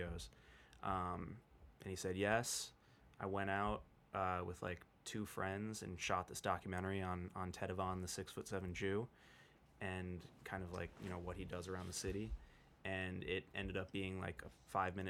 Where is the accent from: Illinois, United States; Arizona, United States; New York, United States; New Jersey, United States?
New York, United States; New York City; I was born and raised in New York